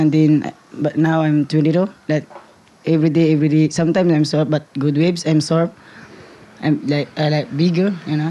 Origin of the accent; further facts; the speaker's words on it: Pacifico, Siargao, Surigao del Norte, Philippines; I born here in Pacifico.